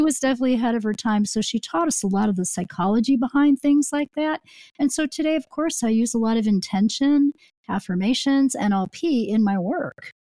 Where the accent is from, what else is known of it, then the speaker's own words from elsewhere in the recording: Chicago, Illinois, United States; I grew up in the Chicago area